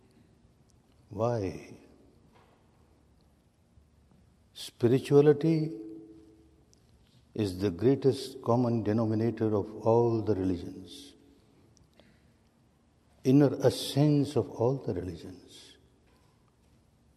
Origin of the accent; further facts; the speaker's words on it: Myanmar; I was born and brought up in Burma in a very staunch, conservative, Sanatani family